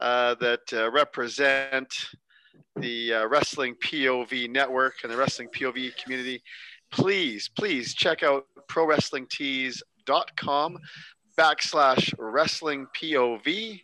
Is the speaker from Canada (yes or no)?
yes; Canada; I'm a Canadian legend in my own mind.